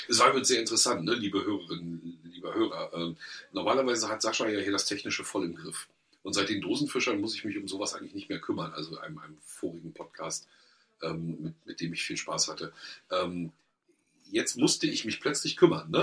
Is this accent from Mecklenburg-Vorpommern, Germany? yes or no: yes; Mecklenburg-Vorpommern, Germany; wir als Mecklenburger